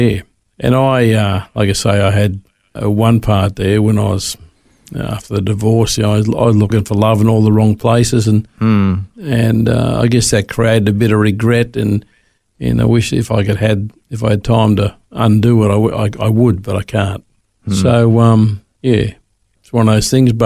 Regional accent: Sydney, New South Wales, Australia; moved away as an adult; also born or lived in Melbourne, Australia; now in Brisbane, Australia; I grew up in Sydney

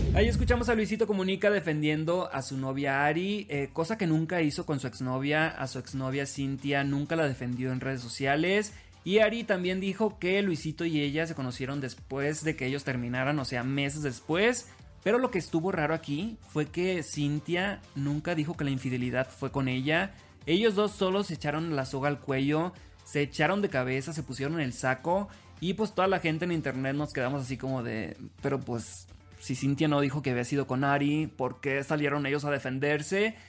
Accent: Los Mochis, Sinaloa, Mexico; now in Mexico City, Mexico; soy originario de Los Mochis, Sinaloa, transmitiendo desde la Ciudad de México

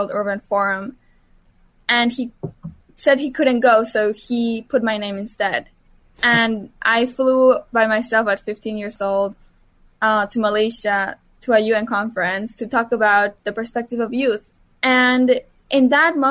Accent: Mexico; moved away; my hometown actually flooded when I was 13 years old in Mexico

